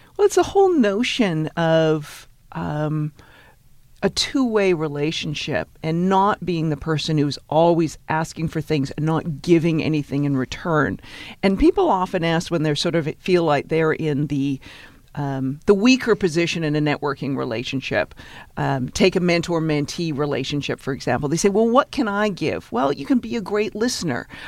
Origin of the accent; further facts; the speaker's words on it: Victoria, British Columbia, Canada; moved away as an adult; now in New York, United States; I grew up in Victoria, British Columbia